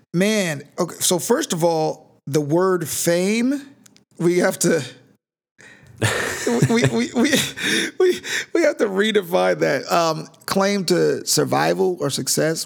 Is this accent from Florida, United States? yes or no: no; Sacramento, California, United States; I'm from Northern California, Sacramento, actually, which is not the Bay